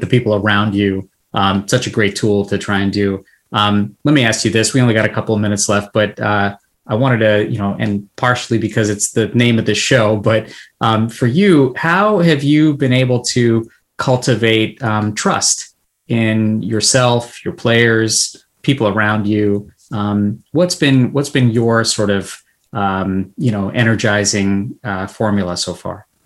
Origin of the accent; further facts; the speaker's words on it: California, United States; being born and brought up uh, in California